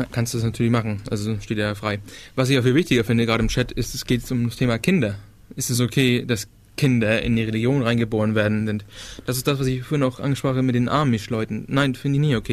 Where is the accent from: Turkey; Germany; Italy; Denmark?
Denmark; ich bin ja aus Dänemark, also ich hatte dänische Schule und sowas